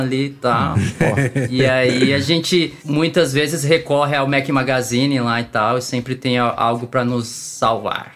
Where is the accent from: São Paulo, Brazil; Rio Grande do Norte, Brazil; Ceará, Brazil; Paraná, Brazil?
São Paulo, Brazil; moved away as an adult; now in Brasília, Brazil; eu sou paulista, paulistano, nasci na Moca, para quem conhece São Paulo, não tem mais paulista do que isso. Mas eu já estou aqui em Brasília há 14 anos